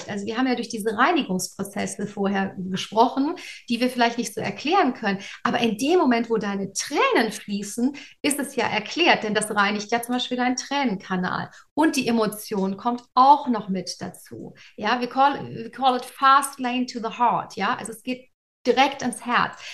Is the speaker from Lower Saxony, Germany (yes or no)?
no; Cologne, North Rhine-Westphalia, Germany; ich komme aus Köln ursprünglich, das ist ein Erzbistum, also eine sehr katholische Tradition.